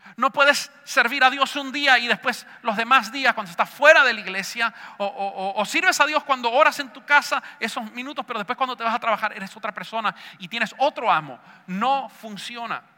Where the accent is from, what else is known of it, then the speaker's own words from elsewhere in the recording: Argentina; Yo sé que soy argentino